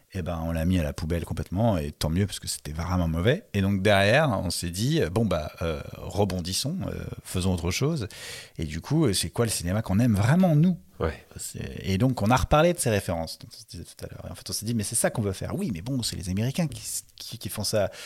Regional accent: Paris suburbs, Île-de-France, France; j'ai grandi dans un pavillon de banlieue parisienne

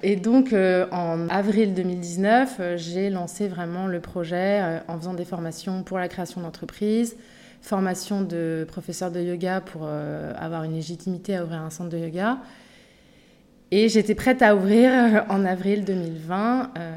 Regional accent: Paris, Île-de-France, France; moved away as an adult; now in Bali, Indonesia; j'ai grandi à Montmartre. Je suis un pur produit de Montmartre.

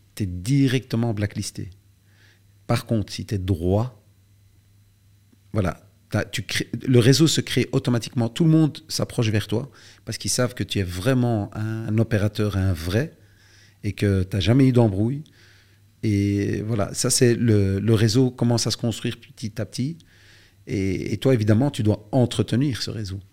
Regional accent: Belgium; chez nous en Belgique

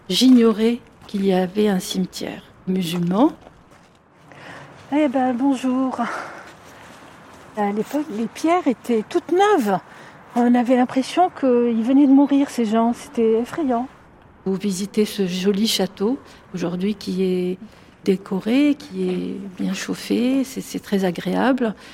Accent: Algiers, Algiers Province, Algeria; moved away as an adult; now in France; j'ai 50 ans, je suis née à Alger, je vis en France depuis pratiquement 30 ans maintenant, c'est-à-dire euh, en France plus qu'en Algérie.

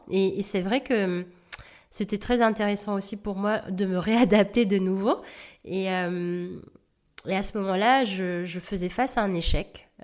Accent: Réunion, France; moved away as an adult; Donc j'ai quitté la Réunion à l'âge

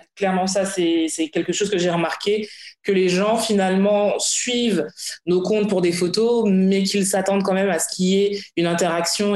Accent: Guadeloupe; sur des petites îles comme chez nous, comme la Guadeloupe

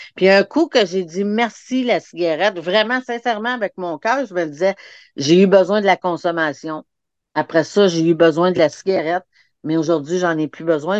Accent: Montreal, Quebec, Canada; je suis venue au monde vraiment, là, pour ceux qui connaissent le, Corée-Saint-Louis au Québec, là, c'est vraiment la place dans les années où c'était le Red, le red Spot

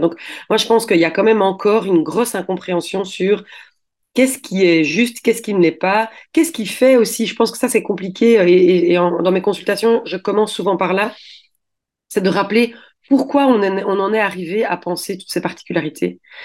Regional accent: Belgium; je suis belge

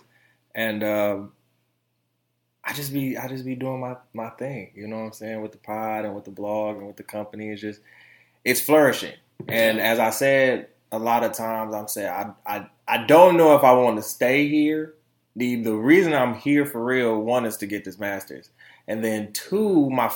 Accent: Florida, United States; also born or lived in Detroit, Michigan; now in Grand Rapids, United States; coming from Detroit, I'm a Florida boy. So it's like I was born in Florida, lived in Detroit

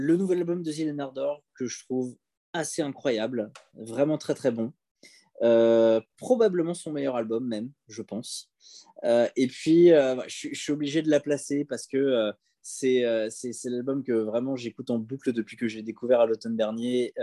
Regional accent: Chelles, Île-de-France, France; à Chelles, c'est là où j'ai grandi

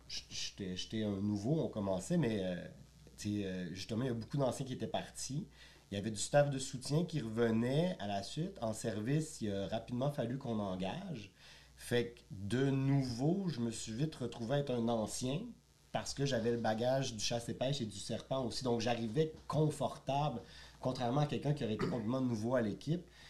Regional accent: Quebec City, Quebec, Canada; moved away as an adult; now in Montreal, Canada; Je suis originaire de Québec. J'ai fait de la restauration à Québec pour commencer

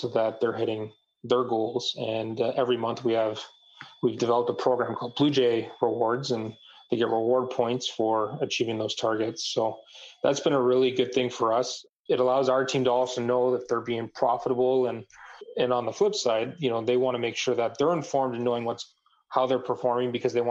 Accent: Canada; I'm from Canada

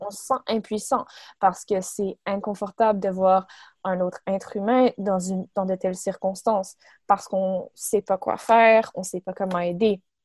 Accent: Montreal, Quebec, Canada; j'ai 24 ans, je viens de Montréal

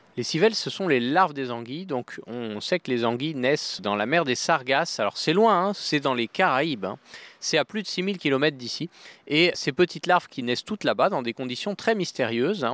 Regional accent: France; chez nous en France

